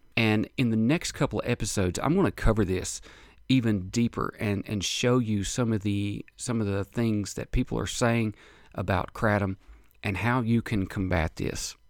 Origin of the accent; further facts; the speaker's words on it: United States; as an American citizen, American taxpaying citizen